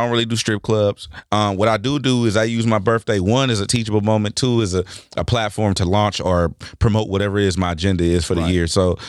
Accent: Los Angeles, California, United States; I'm from the West Coast. I'm from LA.

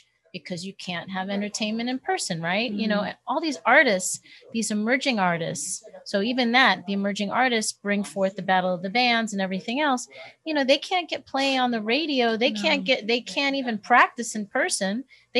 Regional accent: New York, United States; now in Woodland Hills, United States; when I first moved to Woodland Hills, because I'm originally from New York.

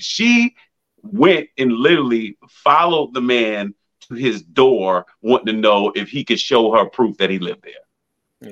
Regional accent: Massapequa, New York, United States; I grew up in Massapequa, Long Island

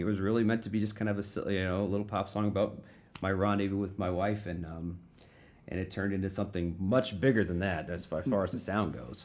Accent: Florissant, Missouri, United States; I grew up in Florissant

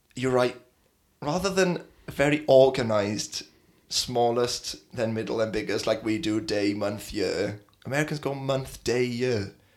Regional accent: South Wales, United Kingdom; I lived in South Wales

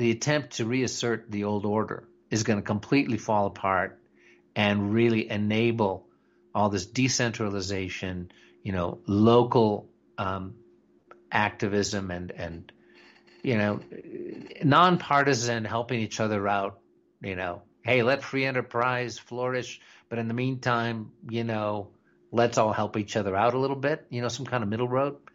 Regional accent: United States; You know, I'm I'm an American patriot, and that's as far as I'm willing to go right now.

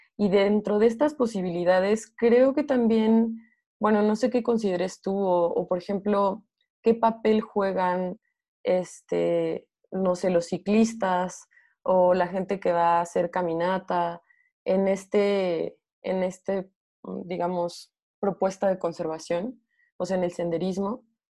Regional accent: Morelia, Michoacán, Mexico; yo soy de Morelia, que es un valle

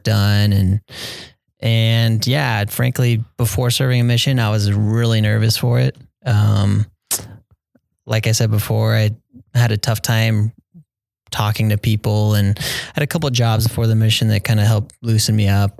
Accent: Arizona, United States; growing up in Arizona

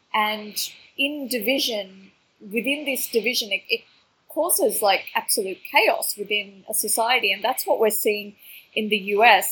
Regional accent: Melbourne, Victoria, Australia; growing up in Australia, I didn't really see a lot of people, um, you know, from my kind of immigrant background

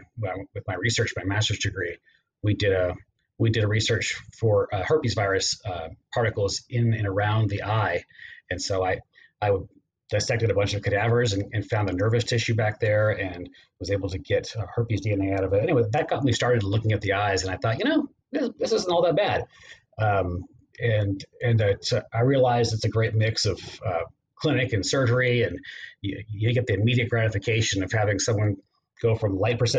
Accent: Houston, Texas, United States; moved away as an adult; also born or lived in Provo, Utah / San Antonio, Texas / Nashville, Tennessee; now in Murfreesboro, United States; I was raised in Texas, in Houston

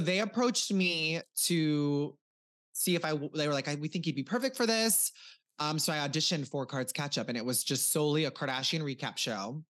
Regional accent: Cozad, Nebraska, United States; moved away as an adult; also born or lived in Omaha, Nebraska; now in Los Angeles, United States; I am from Nebraska, a very small town, four thousand people

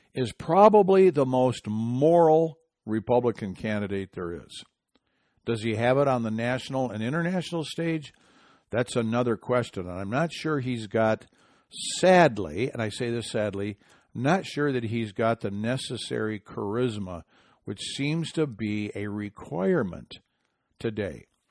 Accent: Michigan, United States; in my home state of Michigan

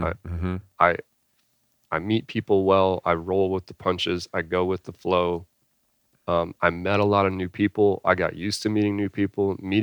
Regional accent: California, United States; born there; So I was born in California. A couple different things. I moved around a lot. And I think that had an influence on me. By the time I was 18 years old, I lived in about 13 different houses in 3 states.

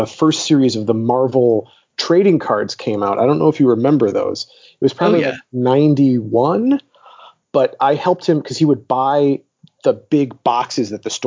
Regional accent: Detroit, Michigan, United States; moved away as an adult; also born or lived in Chicago; now in Los Angeles, United States; I'm originally from Detroit. I grew up in Detroit and then I went to college in Chicago

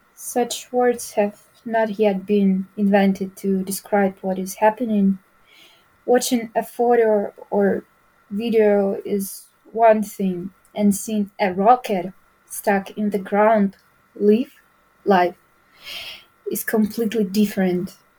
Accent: Ukraine; English is a second language; my choice was to stay here at my home. So it's my home, it's my bed, there's my family, there's my hometown, there's my home language. It's my country.

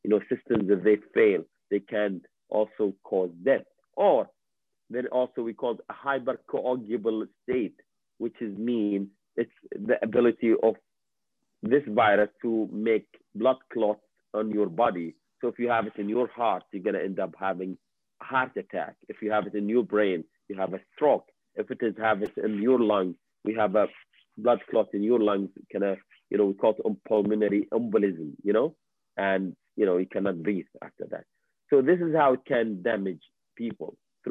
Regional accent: Kuwait; now in Canada; I'm, you know, Middle Eastern, I have I'm also from Kuwait

